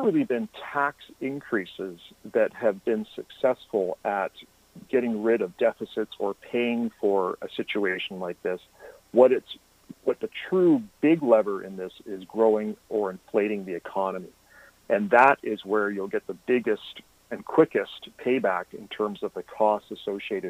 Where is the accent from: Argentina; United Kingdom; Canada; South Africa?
Canada; we're Canadian as well